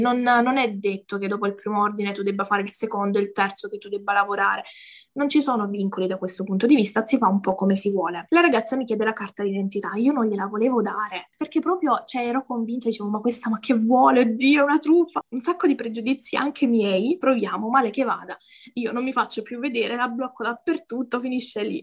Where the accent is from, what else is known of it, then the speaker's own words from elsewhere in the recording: a small village in the province of Lecce, Apulia, Italy; Vengo da, da, da Lecce, in realtà da un, paes- da un paesino proprio piccolo piccolo in provincia